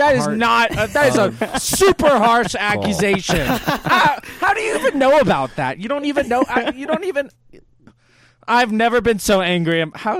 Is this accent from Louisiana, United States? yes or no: yes; Cajun, Louisiana, United States; I'm Cajun.